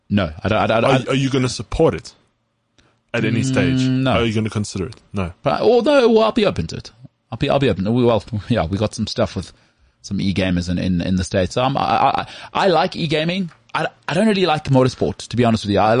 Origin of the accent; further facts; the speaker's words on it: Krugersdorp, Gauteng, South Africa; So I'm also from Krugersdorp.